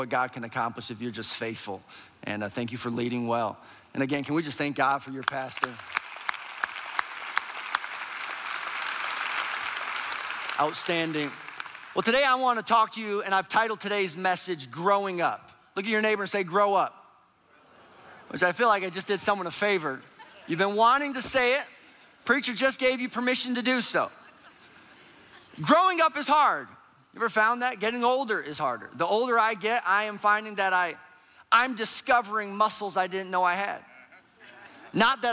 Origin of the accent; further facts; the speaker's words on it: Minneapolis, Minnesota, United States; we are from Minneapolis, Minnesota